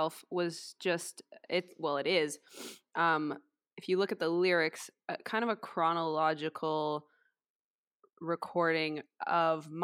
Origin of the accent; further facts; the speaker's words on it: Vancouver, British Columbia, Canada; now in Squamish, Canada; I grew up in Vancouver